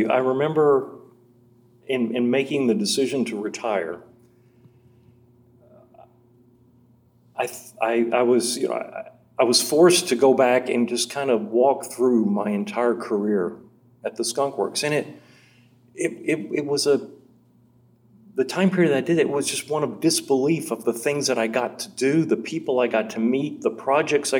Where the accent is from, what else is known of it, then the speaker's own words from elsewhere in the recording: Nashville, Tennessee, United States; moved away as an adult; also born or lived in Fort Worth, Texas / Burbank, California; I'm from Nashville, Tennessee